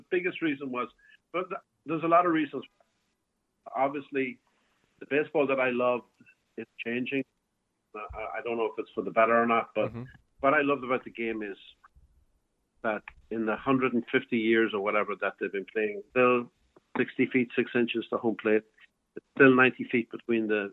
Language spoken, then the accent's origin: English; Cavan, Ulster, Ireland; moved away as an adult; also born or lived in New York; now in Florida, United States; I'm from Cavan